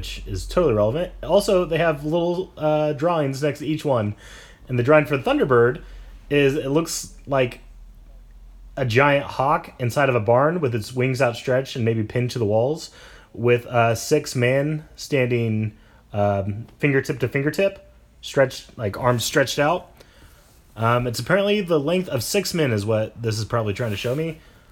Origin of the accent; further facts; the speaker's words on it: Coyville, United States; Coyville size here, which is my hometown of 43 people